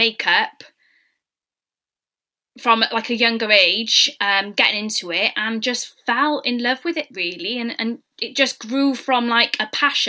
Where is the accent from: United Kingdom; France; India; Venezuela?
United Kingdom; Newport, Wales; I'm originally from Malpas